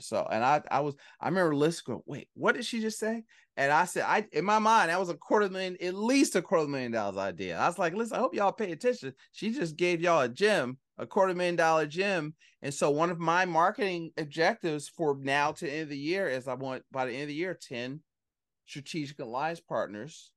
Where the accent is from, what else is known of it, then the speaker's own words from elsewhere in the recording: Philadelphia, Pennsylvania, United States; I'm from Philly